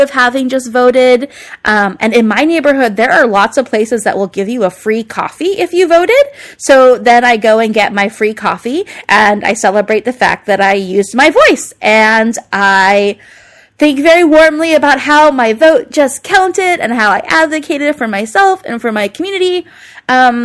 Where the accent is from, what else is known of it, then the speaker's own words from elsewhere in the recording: United States; I'm proud to be an American.